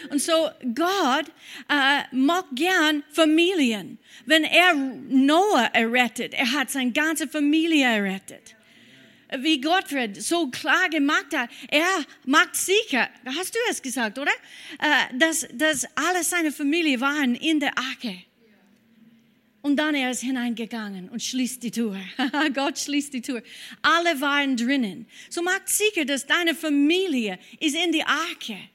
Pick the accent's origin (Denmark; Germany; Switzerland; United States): United States; German is a second language; now in Austria; Äh, ja, wir sind Amerikaner in diesem Bereich. Wir feiern Thanksgiving.